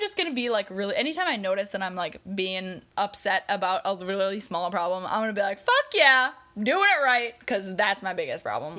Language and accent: English; Wisconsin, United States; I call them bubblers because I'm from Wisconsin